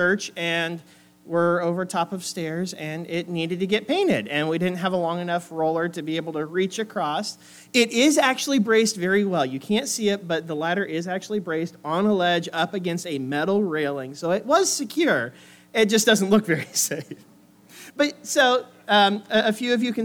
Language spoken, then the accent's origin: English; Oregon, United States; moved away as an adult; also born or lived in Springfield, Missouri; I grew up on the West Coast off in the very green, very wet state of Oregon